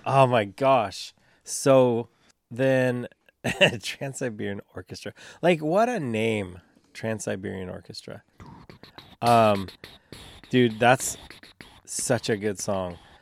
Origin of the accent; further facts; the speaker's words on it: St. Helens, Oregon, United States; I grew up in Saint Helens